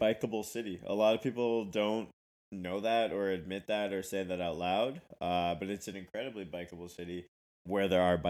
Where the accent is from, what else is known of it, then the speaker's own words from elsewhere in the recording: Ottawa, Ontario, Canada; now in Toronto, Canada; I grew up in Ottawa. It was like one city, Unicity.